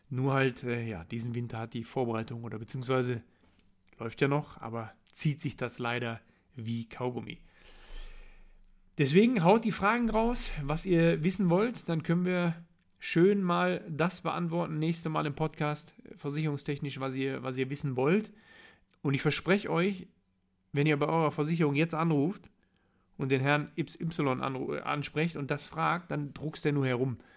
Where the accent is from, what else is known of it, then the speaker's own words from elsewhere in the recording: North Rhine-Westphalia, Germany; ich komme aus dem Ruhrgebiet, ich muss abends in den Spiegel gucken